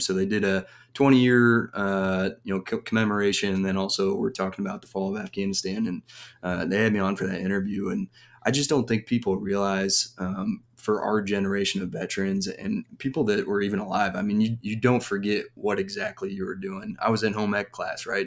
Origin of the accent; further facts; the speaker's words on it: Parkville, Missouri, United States; I was raised about thirty minutes south of here. So, um, you know, lived in the same house from three years old on, went to school around here. Um, yeah, so Parkville, Missouri is my home